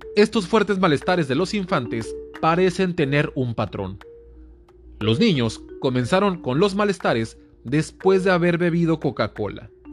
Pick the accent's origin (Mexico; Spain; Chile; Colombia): Mexico; Mexicali, Baja California; soy de Mexicali, entonces, aquí Mexicali es frontera con Calexico, California